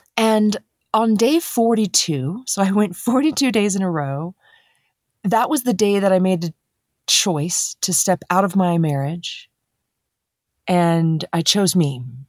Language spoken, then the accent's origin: English; Dayton, Ohio, United States; now in Colorado, United States; So I grew up in Dayton, Ohio. And I am a Midwest girl